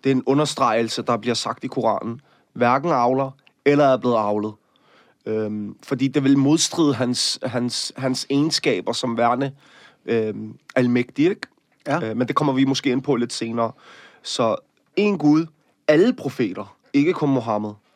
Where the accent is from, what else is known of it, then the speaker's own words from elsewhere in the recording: Copenhagen, Capital Region of Denmark, Denmark; jeg er vokset op i Møllerparken